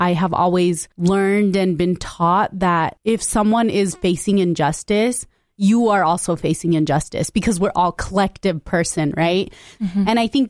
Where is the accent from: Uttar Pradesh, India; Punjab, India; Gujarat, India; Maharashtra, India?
Punjab, India; born there; So I specifically say I identify as Punjabi, although I was born in India.